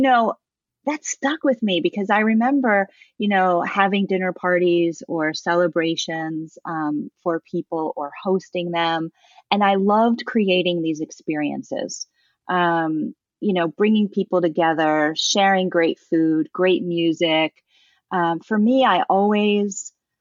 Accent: Baltimore, Maryland, United States; I grew up in Baltimore

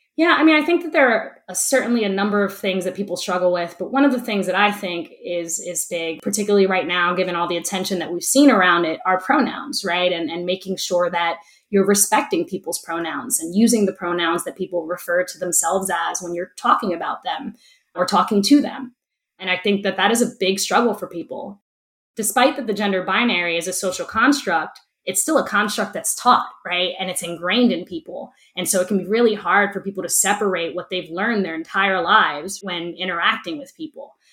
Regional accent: Camden, New Jersey, United States; I was born and raised in Camden

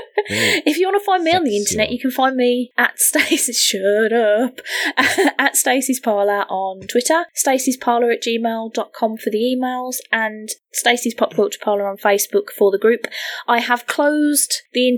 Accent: United Kingdom; I'm British

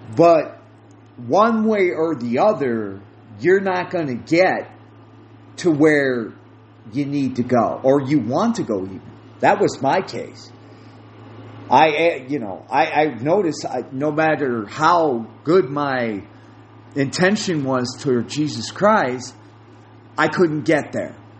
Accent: United States; I speak from an American viewpoint because that is what I know.

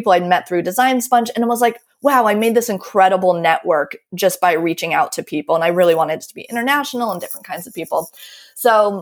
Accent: United States; moved away as an adult; also born or lived in Baltimore; now in Paris, France; I'm American

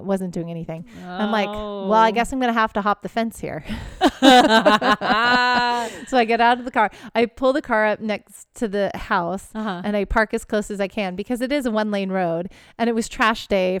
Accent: Pacific Northwest, United States; Miss, I'm from Pacific Northwest. We wear rain boots.

